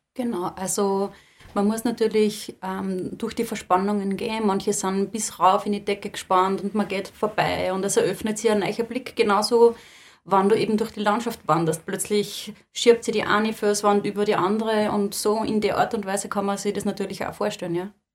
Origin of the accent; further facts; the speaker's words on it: Lower Austria, Austria; ich komme da aus Niederösterreich